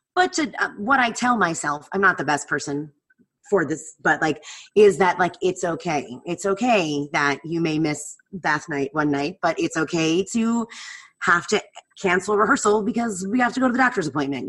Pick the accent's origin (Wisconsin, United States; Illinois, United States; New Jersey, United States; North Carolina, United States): New Jersey, United States; moved away; I grew up in New Jersey. I grew up an hour outside of New York.